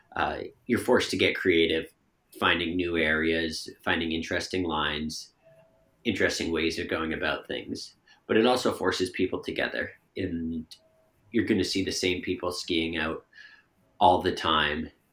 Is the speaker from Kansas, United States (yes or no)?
no; Bedford, Massachusetts, United States; also born or lived in Maine / Connecticut; now in Stowe, United States; I'm from Bedford, Massachusetts